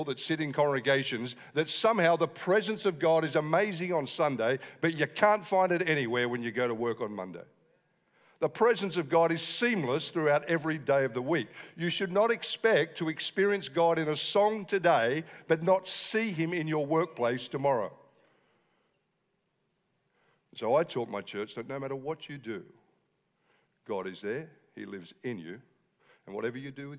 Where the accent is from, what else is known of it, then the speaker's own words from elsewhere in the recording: Wollongong, New South Wales, Australia; I am from Wollongong